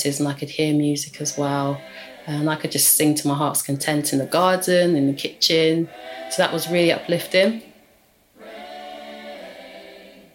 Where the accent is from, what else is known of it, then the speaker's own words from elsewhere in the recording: London, United Kingdom; I'm from London